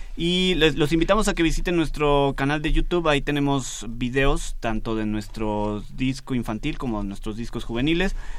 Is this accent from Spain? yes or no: no; Mexico; como mexicanos